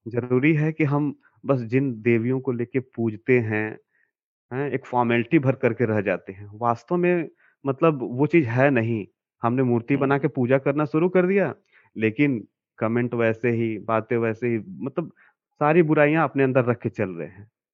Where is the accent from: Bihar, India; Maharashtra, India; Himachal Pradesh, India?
Bihar, India; Karamnasa; मैं कैमूर ज़िले से हूँ कैमूर ज़िले में एक प्रखंड है दुर्गावती वहीं पे करमनासा नामक एक जगह है